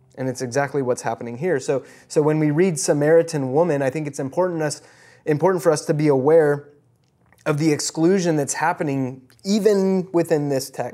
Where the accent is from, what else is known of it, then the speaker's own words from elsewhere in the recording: Midwest, United States; I was born in the Midwest